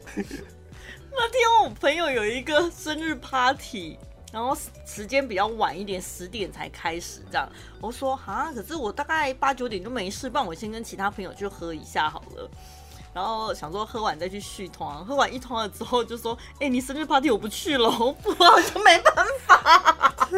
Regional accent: Taichung, Taiwan; 身为台中人，我长这么大

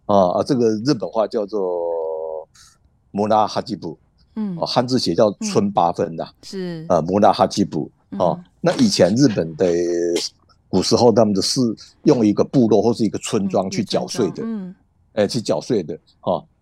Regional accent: Taiwan; moved away as an adult; now in Japan; 但是我们台湾人都会把它当真，因为我们很诚恳。

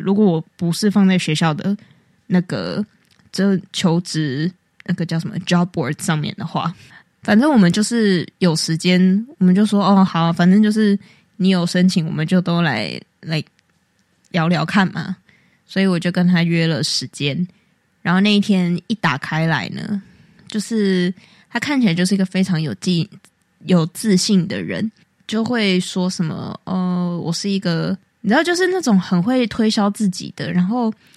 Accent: Taiwan; moved away as an adult; now in New York, United States; 身为台湾人呢，我就想说， 这个我们在路上到处都有人在煮这个东西， 然后我们也基本上是从小喝到大的

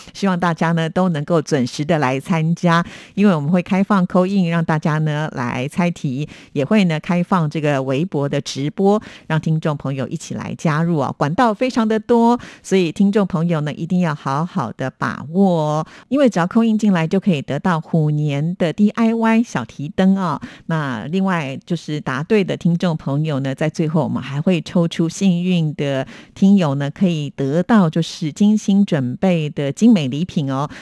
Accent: Taiwan; 我小时候住在眷村

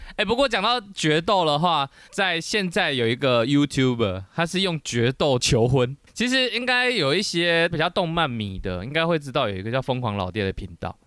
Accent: Taiwan; 我们台湾人

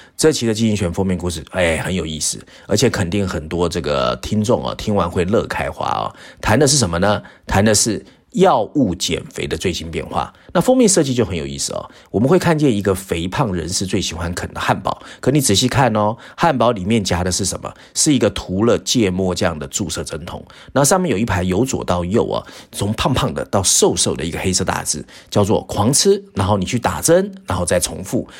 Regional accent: Taiwan; 我们台湾人

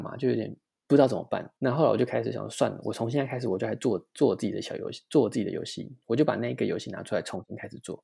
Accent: Taiwan; moved away as an adult; also born or lived in United States; now in Sweden; 我们台湾人就是会习惯

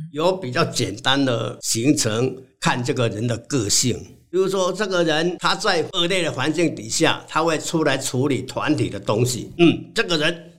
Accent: Chianan Plain, Taiwan; 出生在嘉南平原，一个完全看不到山的地方

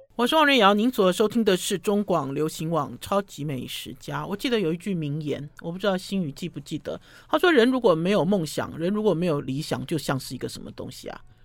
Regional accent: Taiwan; 我是从台湾来的

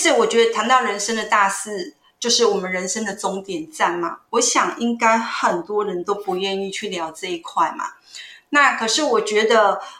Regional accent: Hsinchu, Taiwan; 我来自新竹。

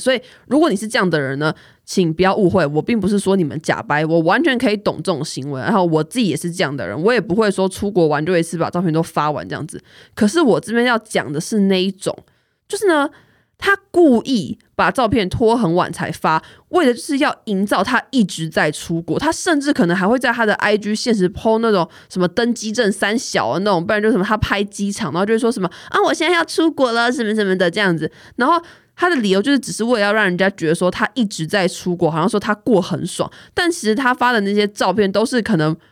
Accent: Kaohsiung, Taiwan; 我就是说哦，我是高雄人这样

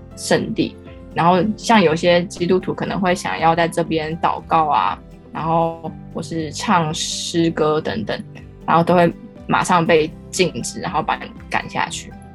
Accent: Taiwan; 身为台湾人，我好像忘记了我们原本的文化是什么

